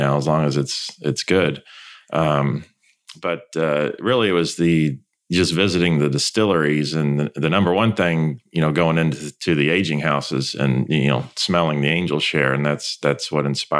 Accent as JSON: {"language": "English", "town": "Louisville", "region": "Kentucky", "country": "United States", "tie": "born or raised there", "said": "I grew up here in Louisville. I went to DeSales High School. I went to U of L. So Kentucky native, born and bred"}